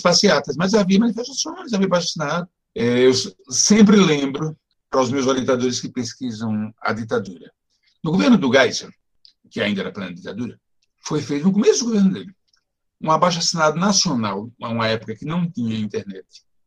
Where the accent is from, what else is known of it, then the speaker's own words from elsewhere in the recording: Natal, Rio Grande do Norte, Brazil; moved away as an adult; now in São Paulo, Brazil; Eu nasci em Natal, Rio Grande do Norte, onde eu vivi até 19 anos eu vim morar em São Paulo no início de 1970